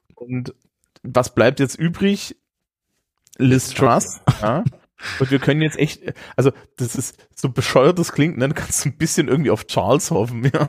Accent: Germany; als Deutsche

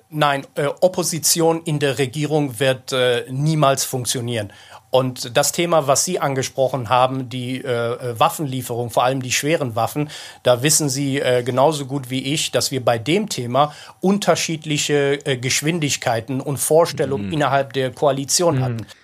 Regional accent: North Rhine-Westphalia, Germany; Ich komme ja selbst, wie Sie sehen, aus Nordrhein-Westfalen

